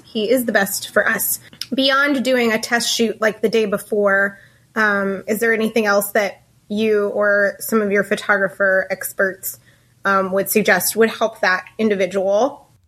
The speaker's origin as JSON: {"language": "English", "region": "Ohio", "country": "United States", "tie": "born or raised there", "moved": "as an adult", "lives_now": "Lincoln, United States", "said": "our hometown of Ohio, in, in Ohio"}